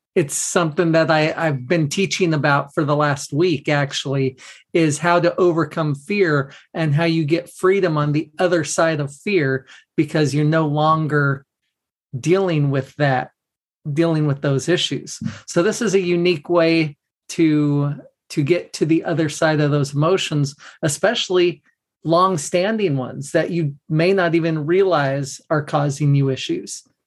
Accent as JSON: {"language": "English", "region": "Southern California", "country": "United States", "tie": "born or raised there", "said": "I grew up in in Southern California"}